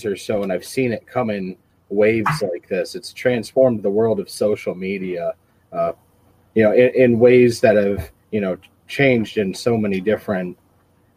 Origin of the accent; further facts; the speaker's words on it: Columbiaville, Michigan, United States; My hometown is in Columbiaville, Michigan